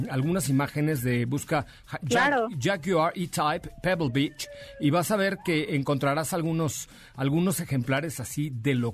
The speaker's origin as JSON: {"language": "Spanish", "region": "Mexico City", "country": "Mexico", "tie": "born there", "said": "nací ahí en la calle de Liverpool, en la colonia Roma"}